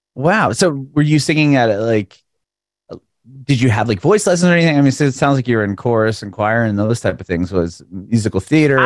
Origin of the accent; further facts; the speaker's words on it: San Diego, California, United States; now in Tennessee, United States; I'm from San Diego originally, and then I moved to south of Nashville